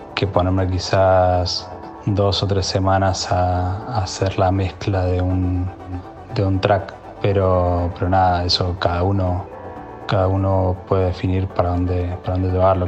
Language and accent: Spanish; Mendoza, Argentina; soy oriundo de Mendoza